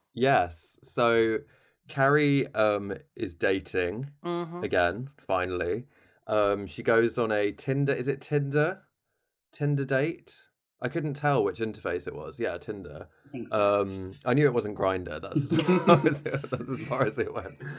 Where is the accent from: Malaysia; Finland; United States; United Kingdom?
United Kingdom; we have an issue as British people